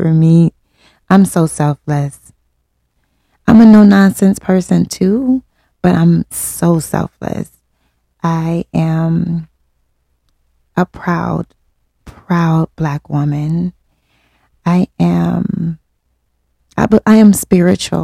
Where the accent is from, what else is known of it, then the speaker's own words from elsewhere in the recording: Detroit, Michigan, United States; born and raised in Detroit. Yes, West Side